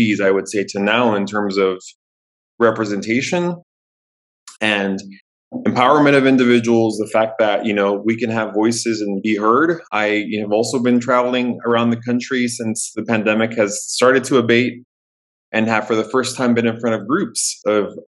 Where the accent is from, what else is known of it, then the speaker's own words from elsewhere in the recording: San Diego, California, United States; growing up in Southern California, in San Diego